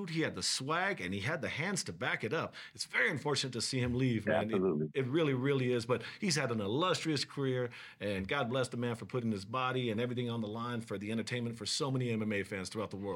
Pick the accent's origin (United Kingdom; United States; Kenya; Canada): United States; Hawaii; my spam because I'm from Hawaii.